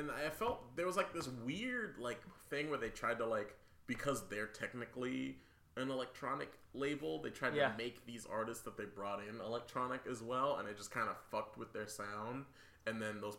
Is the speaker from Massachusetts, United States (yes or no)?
yes; Boston, Massachusetts, United States; speaking of from people being from my neck of the woods, my hometown, Boston, big ups, my man.